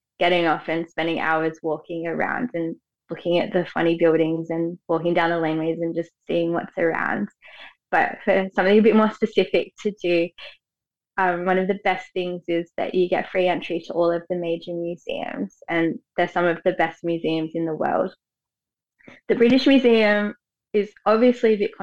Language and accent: English; Australia; moved away as an adult; also born or lived in Sydney; now in London, United Kingdom; as an Australian